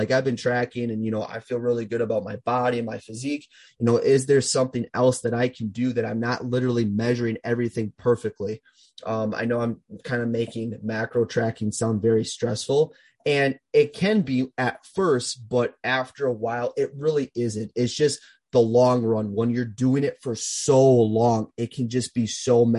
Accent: Minnesota, United States; my hometown is in Minnesota

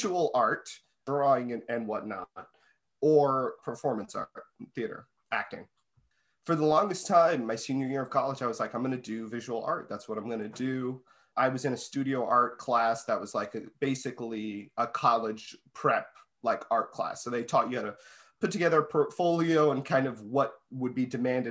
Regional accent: Connecticut, United States; I'm from Connecticut.

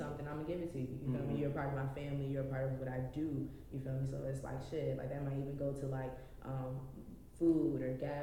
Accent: Richmond, Virginia, United States; I'm from Richmond.

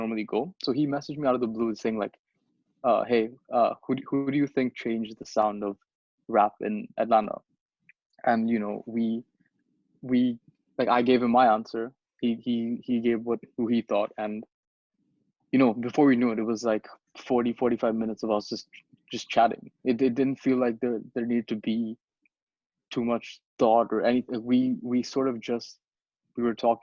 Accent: Bangladesh; moved away; I'm from Bangladesh.

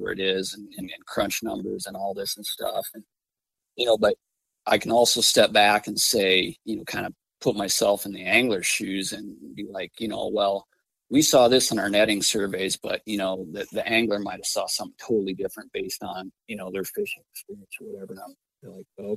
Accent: Glacial Lakes region, Northeast South Dakota, United States; moved away as an adult; now in Glasgow, Montana, United States; I grew up Northeast South Dakota, Glacial Lakes region

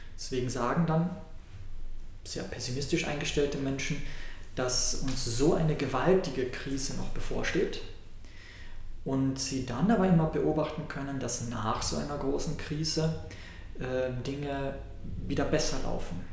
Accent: Austria; In meiner Heimat, Österreich

